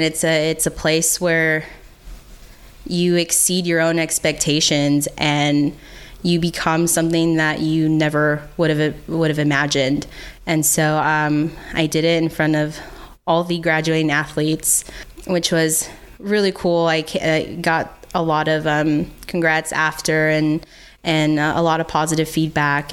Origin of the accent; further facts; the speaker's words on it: United States; as an American